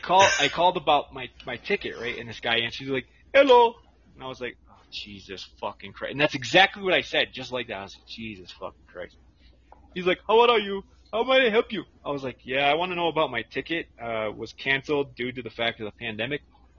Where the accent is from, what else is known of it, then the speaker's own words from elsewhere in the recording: Massachusetts, United States; now in Ecuador; I'm from Mass too, but I live in Ecuador.